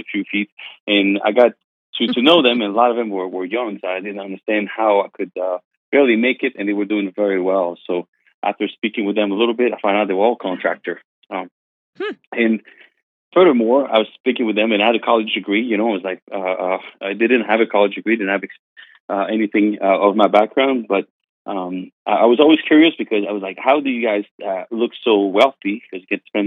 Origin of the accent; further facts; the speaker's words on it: Canada; English is a second language; moved away as an adult; also born or lived in Pennsylvania; now in Myrtle Beach, United States; I'm French Canadian, so my English is I got a little bit of an accent as you're gonna hear. But I moved here in the United States when I was 18 years old to learn English first